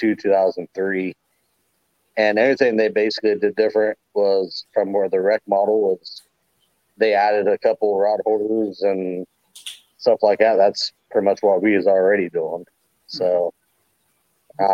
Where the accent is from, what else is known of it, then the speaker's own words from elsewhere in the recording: Hocking Hills area, Ohio, United States; I basically grew up kind of on it. We lived pretty close to what they call Salt Creek near me, over towards like Lorville, Hocking Hills area.